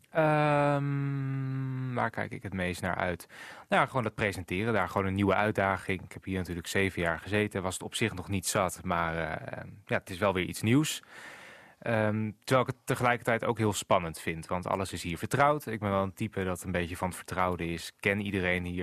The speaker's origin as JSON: {"language": "Dutch", "region": "Groningen", "country": "Netherlands", "tie": "born or raised there", "also_born_or_lived": "Haren / Noordlaren", "said": "Ik ben geboren uit AZG, toen nog, UMCG dus, in het ziekenhuis in Groningen. En toen woonden we nog in Haren, toen naar Noord-Laren verhuisd en nu weer terug in Groningen."}